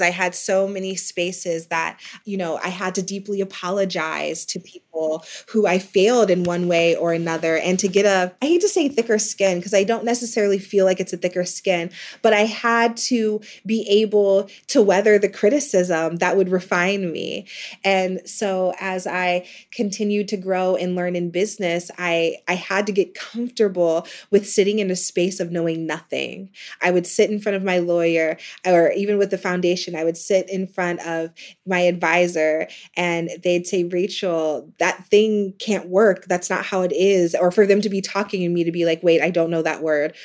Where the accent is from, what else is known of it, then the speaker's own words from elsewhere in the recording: Ohio, United States; moved away as an adult; also born or lived in New York City; administrative support in my hometown of Ohio